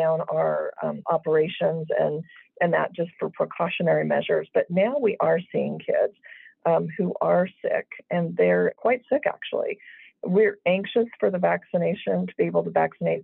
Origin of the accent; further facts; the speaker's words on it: Las Vegas, Nevada, United States; moved away; I grew up in Las Vegas in a household of teachers